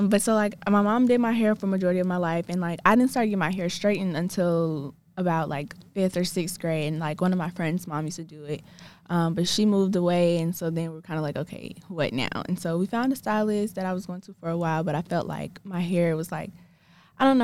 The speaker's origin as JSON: {"language": "English", "town": "Atlanta", "region": "Georgia", "country": "United States", "said": "I'm from Atlanta"}